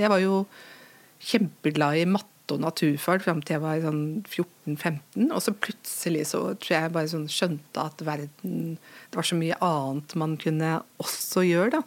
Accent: Lillehammer, Innlandet, Norway; du bærer alt dette med deg i din identitet som, som lillehamring

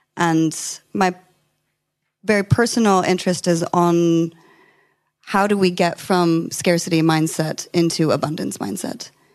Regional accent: California, United States; I'm from California

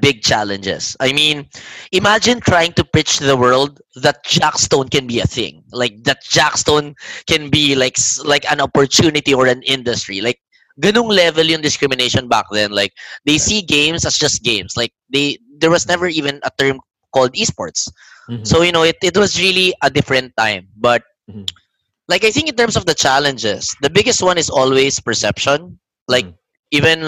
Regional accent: Japan; also born or lived in Manila, Philippines; now in Philippines; I grew up in Japan and I can speak Japanese.

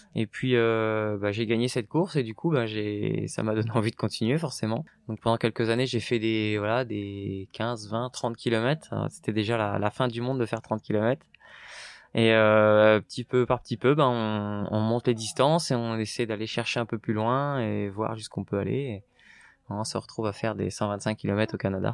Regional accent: Normandy, France; now in Paris region, France; je venais de la campagne, de la Normandie

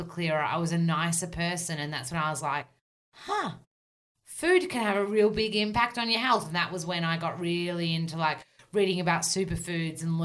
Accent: Australia; accent: bogan Aussie; real, super Aussie

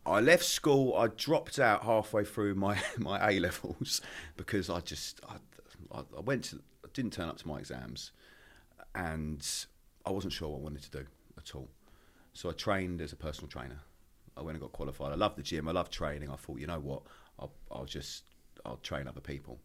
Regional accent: Maidstone, South East England, United Kingdom; moved away as an adult; also born or lived in Essex / London; I grew up in Kent, a little town called Maidstone.

